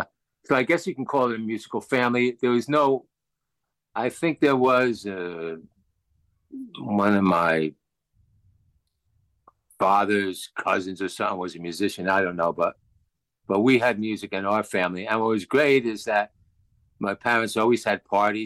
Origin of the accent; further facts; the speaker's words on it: Passaic, New Jersey, United States; I grew up in Passaic, New Jersey, which is probably about 10 miles from New York City